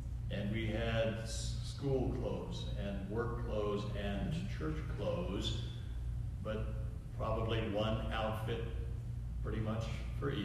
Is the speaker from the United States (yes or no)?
yes; Minnesota, United States; moved away; back to Minnesota and back to my hometown